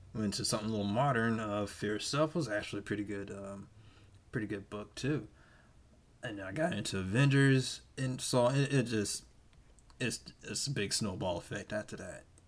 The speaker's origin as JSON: {"language": "English", "region": "Georgia", "country": "United States", "tie": "born or raised there", "moved": "yes", "said": "around my hometown back in Georgia, it's small"}